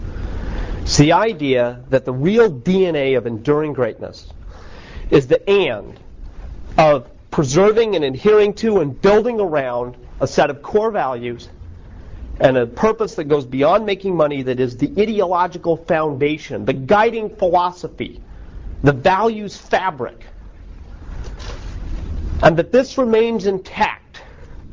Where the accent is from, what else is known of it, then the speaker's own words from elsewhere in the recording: United States; I'm unabashedly American